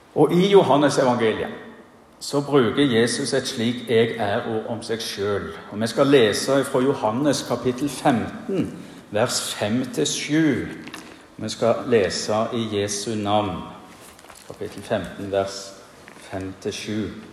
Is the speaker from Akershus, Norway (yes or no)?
no; Bryne, Rogaland, Norway; moved away as an adult; now in Giske, Norway; Hjemme på Bryne så var det tradisjon for at en avgangselev ved den videregående skolen holdt minnetalen